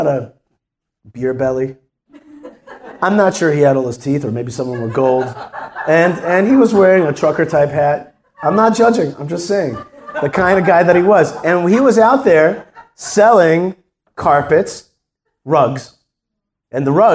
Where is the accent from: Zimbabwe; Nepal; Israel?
Israel; I'm from Israel